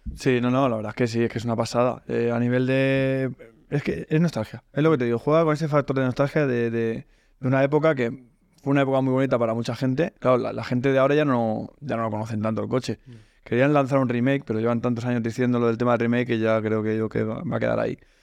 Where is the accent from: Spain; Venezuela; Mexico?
Spain; Sabadell, Catalonia; moved away; soy de Sabadell, aunque ahora ya me he mudado y vivo en otro sitio